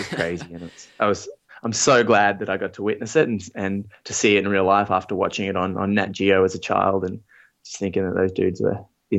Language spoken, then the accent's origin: English; Australia; But yeah, I grew up in Australia and we moved around a lot. My dad was involved with a lot of Aboriginal organizations in the north of Australia.